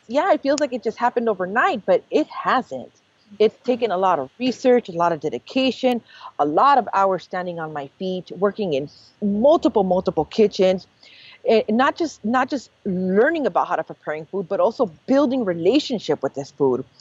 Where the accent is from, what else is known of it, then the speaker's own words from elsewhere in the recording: Los Angeles, California, United States; being born and raised in East